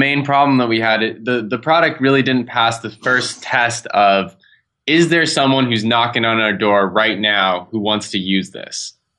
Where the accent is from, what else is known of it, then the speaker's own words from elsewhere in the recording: Oakland, California, United States; Yeah, I'm from Oakland, and I'm the technical co-founder